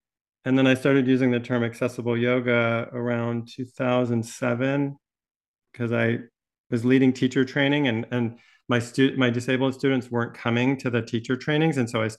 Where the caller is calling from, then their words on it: Santa Barbara, California, United States; My pronouns are he and him, and I'm joining you from Chumash Land, which is Santa Barbara, California.